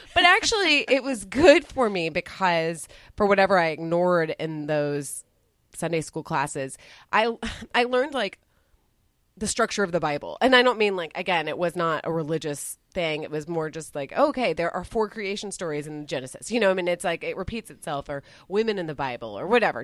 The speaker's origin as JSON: {"language": "English", "region": "Texas", "country": "United States", "tie": "born or raised there", "said": "I grew up in Texas"}